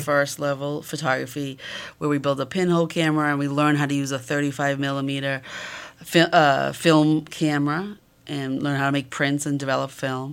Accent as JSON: {"language": "English", "region": "Massachusetts", "country": "United States", "also_born_or_lived": "Columbus, Ohio", "moved": "yes", "said": "I'm originally from Massachusetts."}